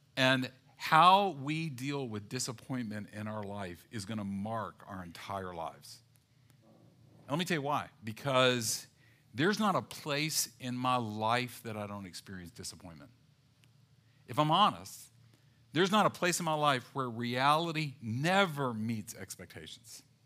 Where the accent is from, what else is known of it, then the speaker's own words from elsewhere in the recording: the South, United States; growing up in the South